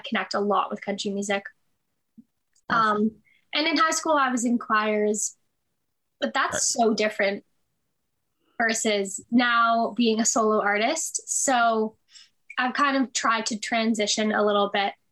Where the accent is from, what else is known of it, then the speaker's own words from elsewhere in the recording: Toronto, Ontario, Canada; I was born and raised in Toronto, still there currently